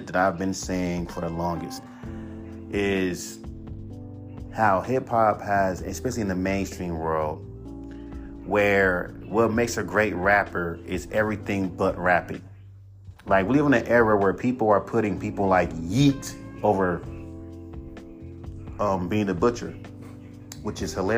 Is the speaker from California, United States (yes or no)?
yes; California, United States; I'm a Cali nigga. I'm from California.